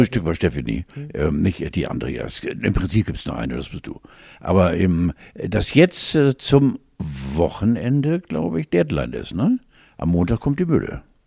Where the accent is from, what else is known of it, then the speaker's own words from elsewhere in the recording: Northern Germany, Germany; ich bin Norddeutscher